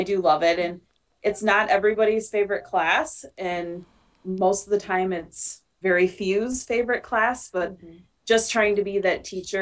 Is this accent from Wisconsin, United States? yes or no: yes; Wisconsin, United States; moved away as an adult; also born or lived in Northwest Illinois; now in Illinois, United States; I actually have a Wisconsin teaching license because I'm from Wisconsin